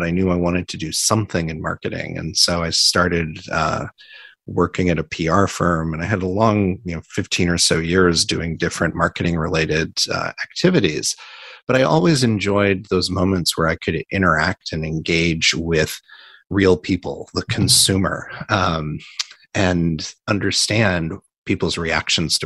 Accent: Indiana, United States; also born or lived in New York; now in San Francisco, United States; I grew up in the Midwest in Indiana

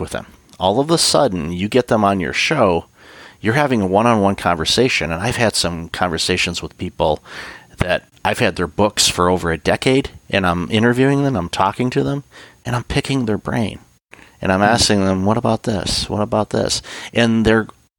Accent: Detroit, Michigan, United States; I grew up in the Detroit area.

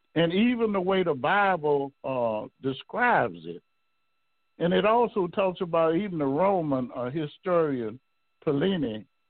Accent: the South, United States; growing up in the South

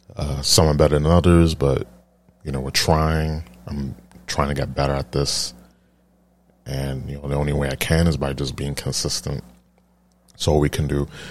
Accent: New York, United States; I'm from New York

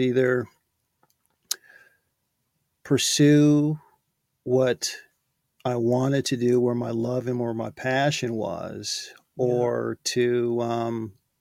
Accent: Michigan, United States; born or raised there; moved away as an adult; now in California, United States

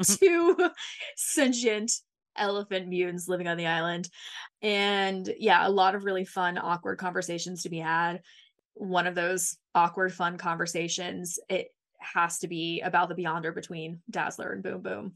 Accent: Mississippi, United States; I was born and raised in Mississippi

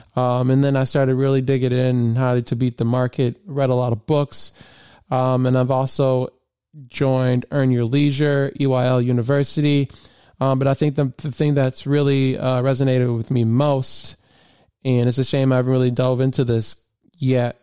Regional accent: Flint, Michigan, United States; I grew up in Michigan

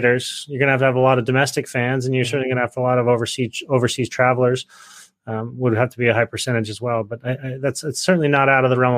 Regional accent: Salt Lake City, Utah, United States; moved away; I grew up in Salt Lake

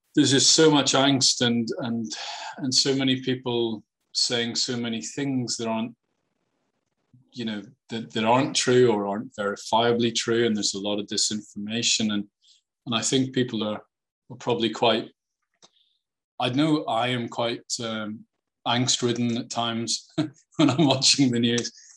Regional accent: Northern Ireland, United Kingdom; I grew up in Northern Ireland

